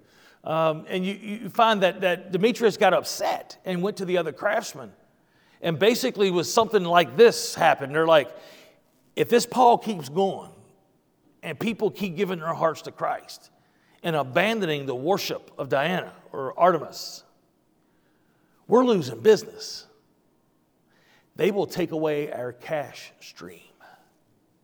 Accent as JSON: {"language": "English", "region": "West Virginia", "country": "United States", "said": "I'm from West Virginia"}